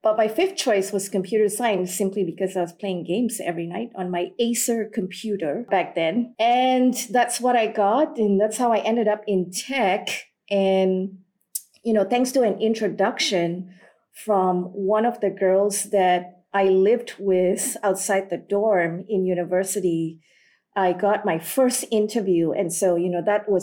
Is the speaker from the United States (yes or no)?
no; Malaysia; also born or lived in Singapore / Sri Lanka; Born in Singapore, raised in Malaysia, and fourth generation Sri Lankan. So back when I was growing up in Malaysia